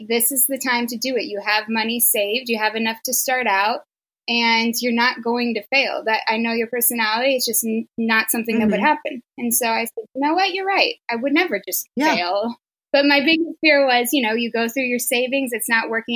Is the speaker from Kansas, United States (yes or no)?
yes; Kansas, United States; moved away as an adult; now in New York City, United States; I grew up in Kansas